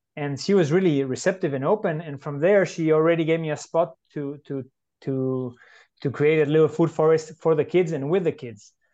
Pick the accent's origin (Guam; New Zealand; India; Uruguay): Uruguay; now in San Jose, Costa Rica; I'm originally from Uruguay in South America, living in San Jose, Costa Rica